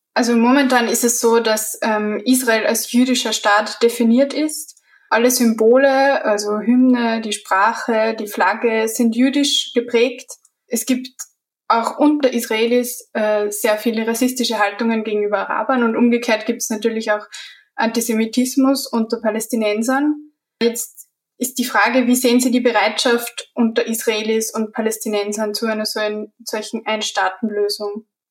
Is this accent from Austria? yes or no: yes; Austria; als Österreicherin und als Geschichtestudentin